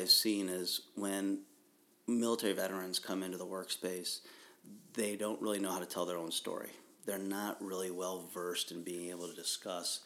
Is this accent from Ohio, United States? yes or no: yes; Ohio, United States; I'm from Ohio, right? Yeah, and I grew up in Ohio